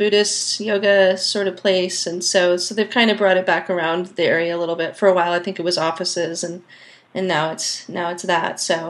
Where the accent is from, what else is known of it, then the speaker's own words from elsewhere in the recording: Santa Barbara, California, United States; I'm actually from Santa Barbara.